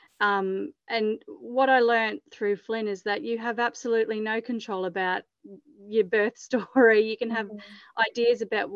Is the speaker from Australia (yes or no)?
yes; Mackay, Queensland, Australia; also born or lived in Townsville / Brisbane / Bundaberg / Sunshine Coast; I'm from Mackay originally. I was born here. And then when we finished school, moved away